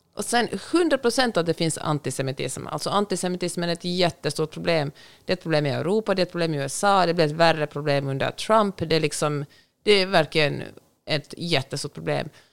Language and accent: Swedish; Finland; also born or lived in Sweden; now in Los Angeles, United States; hemma i Finland